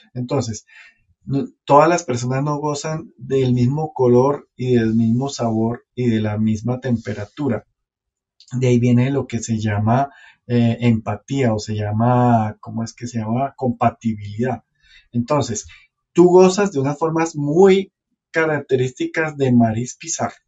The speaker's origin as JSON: {"language": "Spanish", "town": "Santa Marta", "region": "Magdalena", "country": "Colombia", "tie": "born or raised there", "moved": "yes", "said": "como yo me vine hace tanto tiempo de Santa Marta, en el tiempo que yo era pelado"}